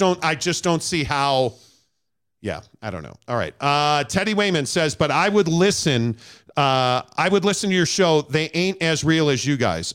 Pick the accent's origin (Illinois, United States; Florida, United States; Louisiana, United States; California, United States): Illinois, United States; Chicago; Born and raised in Chicago